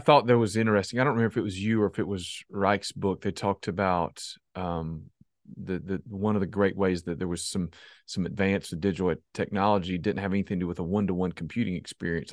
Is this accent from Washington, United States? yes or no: no; South Carolina, United States; I'm from South Carolina